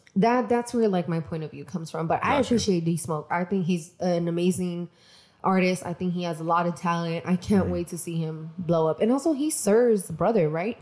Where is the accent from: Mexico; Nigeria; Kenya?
Mexico; I'm from Mexico